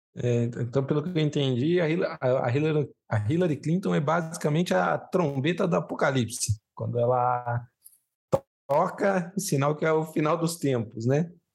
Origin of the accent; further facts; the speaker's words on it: Brazil; eu, como brasileiro